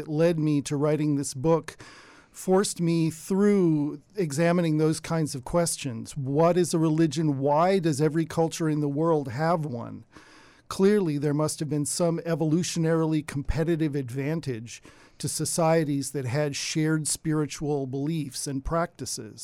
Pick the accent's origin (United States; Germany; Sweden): United States; Davis, California; I grew up in Davis.